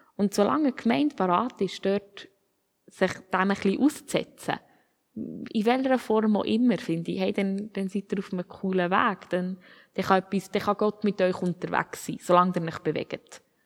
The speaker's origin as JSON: {"language": "German", "country": "Switzerland", "said": "Uns als Schweizer"}